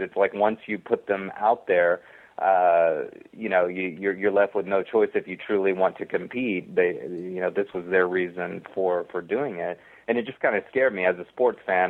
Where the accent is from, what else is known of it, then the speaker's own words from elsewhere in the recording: Texas, United States; I am from Texas and I grew up in that in that sort of environment